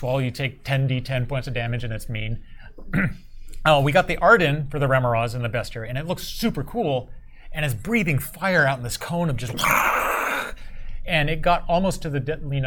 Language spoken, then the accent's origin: English; Point Arena, California, United States; my hometown, Northern California. It's Point Arena